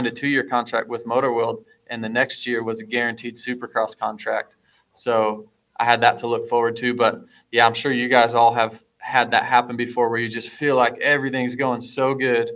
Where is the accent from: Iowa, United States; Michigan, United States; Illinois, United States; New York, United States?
Iowa, United States; Fort Dodge; I'm some kid from Fort Dodge, Iowa, getting bikes from Storm Lake Honda